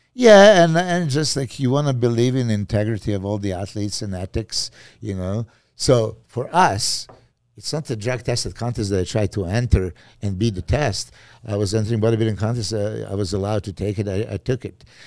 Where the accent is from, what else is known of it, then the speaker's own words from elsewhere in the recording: Serbia; English is a second language; moved away as an adult; I'm from Serbia